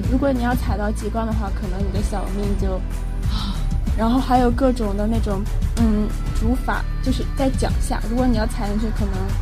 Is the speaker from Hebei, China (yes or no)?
yes; Hebei, China; 我家乡河北嘛